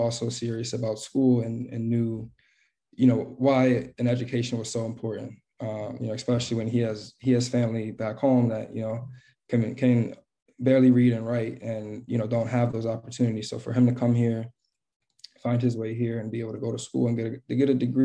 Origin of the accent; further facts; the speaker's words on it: Philadelphia, Pennsylvania, United States; I'm from West Philadelphia. Grew up there my whole life.